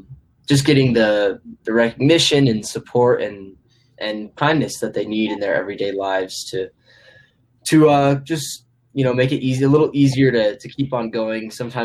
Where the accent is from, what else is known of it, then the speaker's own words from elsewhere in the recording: Cheyenne, Wyoming, United States; I'm also a sophomore, and I'm also from Cheyenne, just like Hunter.